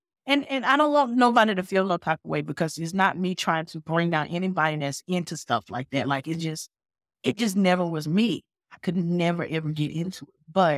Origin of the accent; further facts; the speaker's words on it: Winston-Salem, North Carolina, United States; I grew up in North Carolina, Winston-Salem, North Carolina.